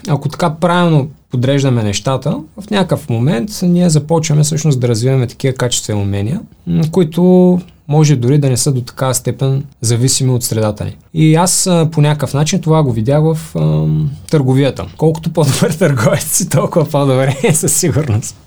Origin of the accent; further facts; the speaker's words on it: Bulgaria; ние като българи